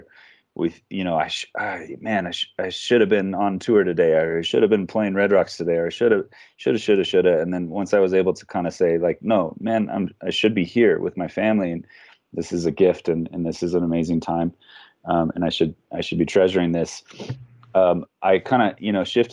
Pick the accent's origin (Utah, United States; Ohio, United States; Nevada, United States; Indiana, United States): Nevada, United States; Reno; moved away as an adult; I grew up in Reno, Nevada. It's my hometown.